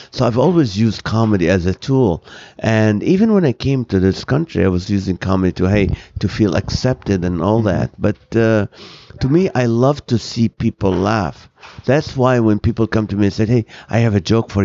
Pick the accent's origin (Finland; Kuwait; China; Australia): Kuwait; English is a second language; moved away as an adult; also born or lived in Nazareth / Toledo, Ohio / Huntington Beach, California; now in United States; when I was 3 years of age, we moved to Kuwait, which is a Muslim country, and I lived there for 16 years, went to school